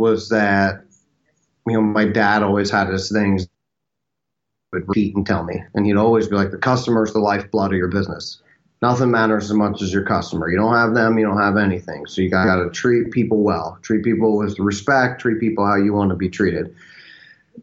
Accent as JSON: {"language": "English", "town": "Birdsboro", "region": "Pennsylvania", "country": "United States", "moved": "yes", "lives_now": "Austin, United States", "said": "I'm originally from the Philadelphia area. I actually have a small town of about 5,000 people called Birdsboro, Pennsylvania"}